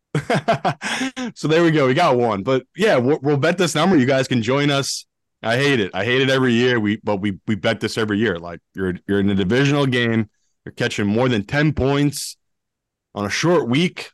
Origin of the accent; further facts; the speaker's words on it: United Kingdom; I am British, but not the rich British